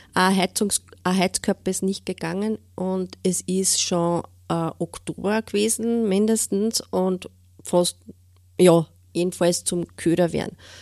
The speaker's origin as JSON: {"language": "German", "town": "Steyr", "region": "Upper Austria", "country": "Austria", "said": "ich wohne äh, in Steyr in Münichholz"}